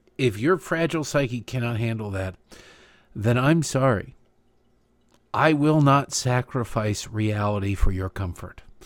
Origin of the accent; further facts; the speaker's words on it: Detroit, Michigan, United States; growing up in Detroit